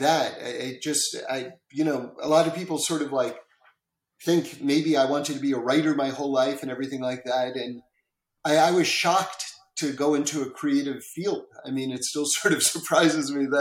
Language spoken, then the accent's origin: English; New York, United States; moved away as an adult; now in Los Angeles, United States; I grew up across the street from the Karlbach Shul on 79th Street